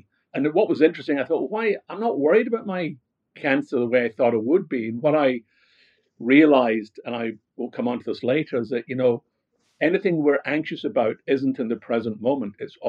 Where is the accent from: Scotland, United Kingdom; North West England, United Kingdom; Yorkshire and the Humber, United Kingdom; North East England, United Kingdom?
Scotland, United Kingdom; Glasgow; accent: Scottish; No, not at all. I come from Glasgow. I don't know if I've lost my Scottish accent. I think I have.